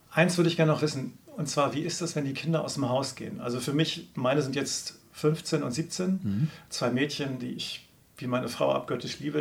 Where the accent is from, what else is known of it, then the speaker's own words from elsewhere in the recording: Lüneburg Heath, Lower Saxony, Germany; ich komme aus der Lüneburger Heide hier